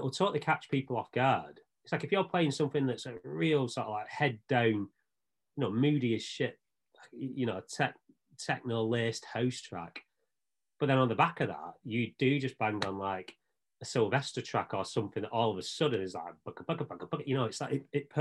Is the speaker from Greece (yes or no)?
no; Bolton, North West England, United Kingdom; growing up in Bolton